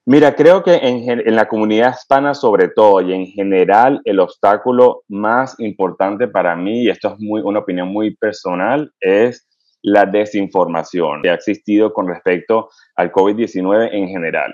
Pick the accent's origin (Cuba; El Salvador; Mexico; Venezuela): Venezuela; moved away as an adult; also born or lived in United States; now in North Carolina, United States; en Venezuela me crié hasta que estudié medicina allá y después emigré eh, a los Estados Unidos